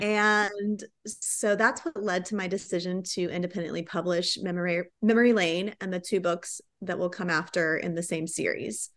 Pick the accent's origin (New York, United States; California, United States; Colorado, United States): California, United States; Riverside; moved away as an adult; now in Dallas, United States; I'm originally from Southern California. I grew up in the sunny town of Riverside